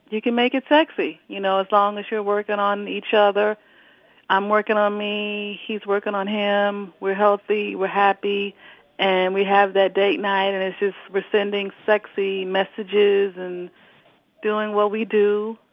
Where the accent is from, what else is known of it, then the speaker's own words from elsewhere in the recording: Florida, United States; I'm from Florida